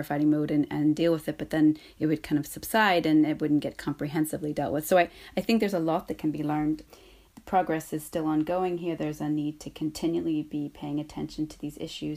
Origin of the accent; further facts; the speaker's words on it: United States; now in Northern Ireland; Growing up in the United States